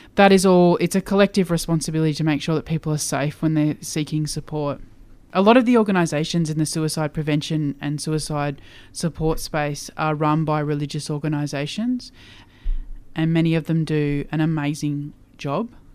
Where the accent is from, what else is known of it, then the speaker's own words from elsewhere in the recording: Queensland, Australia; I grew up in Queensland